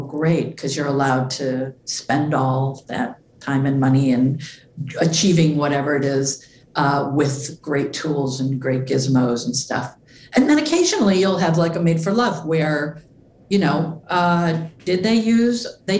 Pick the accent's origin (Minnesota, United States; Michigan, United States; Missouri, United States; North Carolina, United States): Michigan, United States; Flint; I'm from Flint